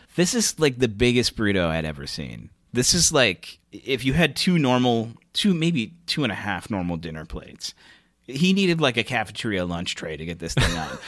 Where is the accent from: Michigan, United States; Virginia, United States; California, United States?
Michigan, United States; my home state is Michigan